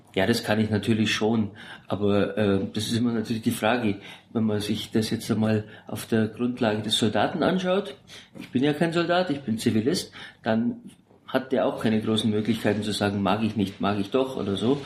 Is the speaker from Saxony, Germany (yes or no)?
no; Augsburg, Bavaria, Germany; moved away as an adult; also born or lived in Sigmaringen; now in Berlin, Germany; gebürtig aus Augsburg